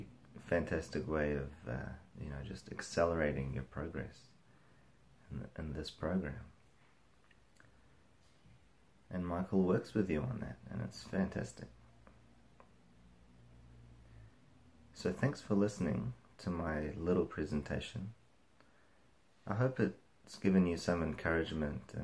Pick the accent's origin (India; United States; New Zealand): New Zealand; I'm from New Zealand